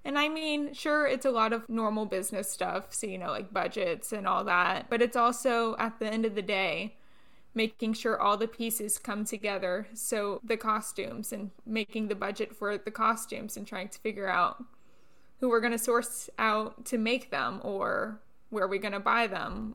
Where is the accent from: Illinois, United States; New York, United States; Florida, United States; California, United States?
Florida, United States; Orlando; I'm from the Orlando area, so a lot of Broadway tours would come through my area, and I got to see Wicked when I was eight years old